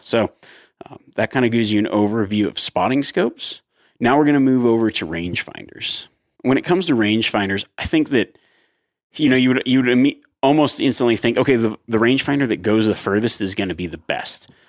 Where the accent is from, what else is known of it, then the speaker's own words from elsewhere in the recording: Nevada, United States; growing up in Nevada